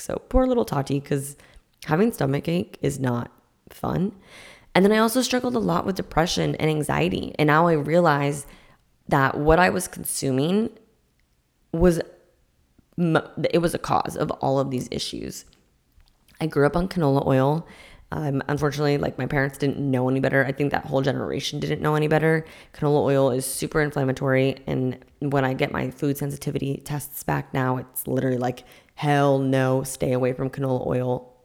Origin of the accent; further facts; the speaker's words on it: Massachusetts, United States; I'm from Massachusetts